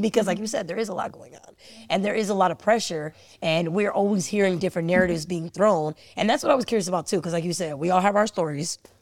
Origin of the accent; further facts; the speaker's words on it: Cleveland, Ohio, United States; I was born in Cleveland